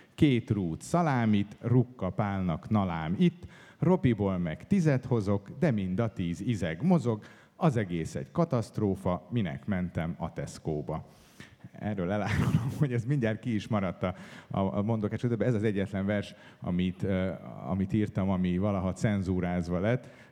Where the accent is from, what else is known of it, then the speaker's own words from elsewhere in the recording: Budapest, Hungary; én egy városi gyerek vagyok, én itt születtem Budapesten, itt éltem több mint 30 évet